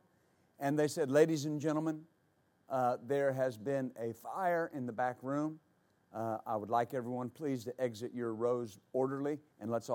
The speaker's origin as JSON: {"language": "English", "region": "West Texas", "country": "United States", "tie": "born or raised there", "said": "I was raised in West Texas and worked on ranches, rodeo, team rope"}